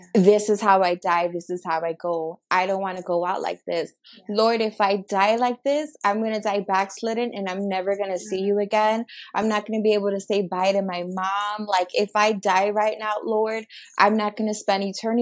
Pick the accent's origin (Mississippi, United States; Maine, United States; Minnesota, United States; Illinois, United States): Illinois, United States; Chicago; I was born and raised in Chicago, Illinois.